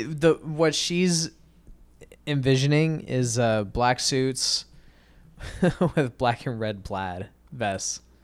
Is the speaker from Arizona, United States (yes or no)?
yes; Arizona, United States; I'm from Arizona. We don't have junior proms